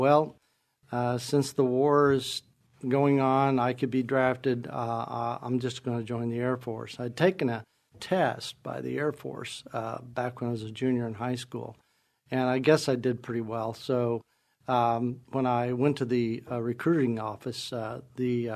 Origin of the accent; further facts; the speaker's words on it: Shoals, Indiana, United States; I was born and raised right here in Indiana. I am a Hoosier